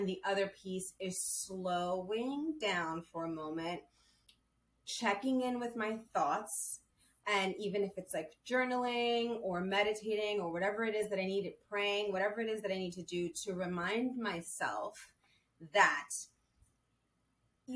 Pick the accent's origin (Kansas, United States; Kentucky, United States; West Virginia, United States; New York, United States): New York, United States; New York City; moved away as an adult; now in Los Angeles, United States; I'm from New York City, and I moved to LA probably a year and a half ago